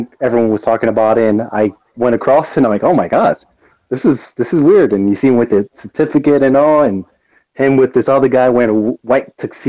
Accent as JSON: {"language": "English", "country": "Puerto Rico", "said": "I'm from Puerto Rico. One. And two, I'm Puerto Rican"}